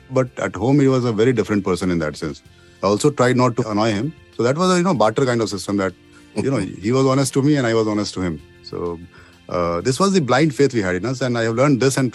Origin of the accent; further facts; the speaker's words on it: Bihar, India; also born or lived in Jharkhand; I was born in Chhapra, uh, you know, in Bihar, where I never went till I was 25 years of age. Then, due to my father's frequent postings to different small towns in Bihar, Jharkhand